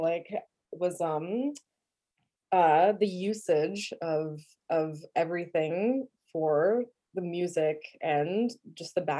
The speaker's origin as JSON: {"language": "English", "town": "New York City", "region": "New York", "country": "United States", "tie": "born or raised there", "also_born_or_lived": "Brooklyn", "said": "I grew up in Staten Island"}